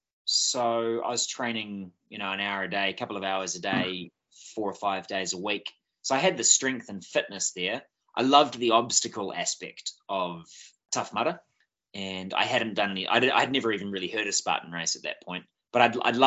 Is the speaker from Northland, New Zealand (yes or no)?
yes; Bay of Islands, Northland, New Zealand; Born and bred in the Bay of Islands